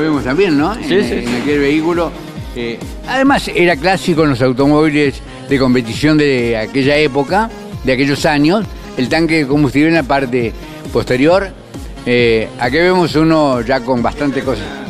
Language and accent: Spanish; Argentina; como argentino y amante del auto